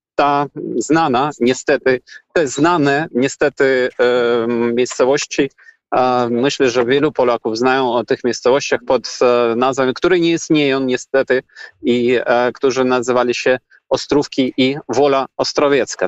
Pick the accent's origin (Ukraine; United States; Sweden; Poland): Ukraine; Polish is a second language; Jako Ukrainiec